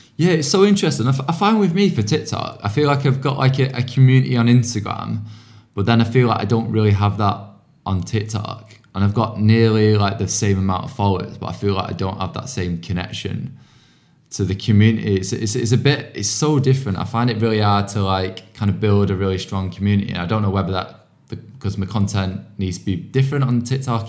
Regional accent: outskirts of Manchester, North West England, United Kingdom; now in London, United Kingdom; I come from, like, a small town on, like, the outskirts of Manchester.

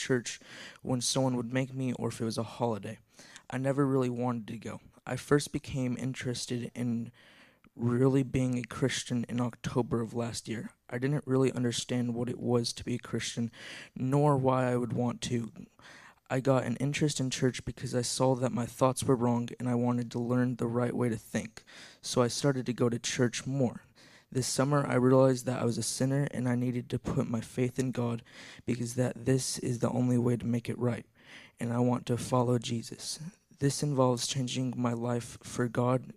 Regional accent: Sparta, Tennessee, United States; I'm from Sparta, Tennessee, and I've lived here as long as I can remember.

